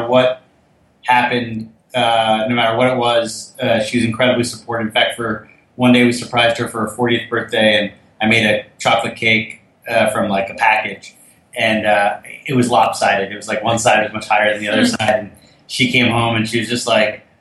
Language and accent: English; Fort Lee, New Jersey, United States; We grew up in Fort Lee, New Jersey.